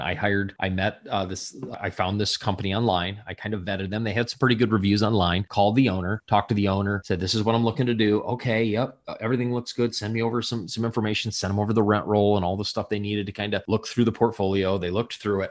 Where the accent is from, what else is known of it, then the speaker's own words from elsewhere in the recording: Southwest Michigan, United States; I grew up in Michigan, a little ta, uh, small town of three thousand people in Southwest Michigan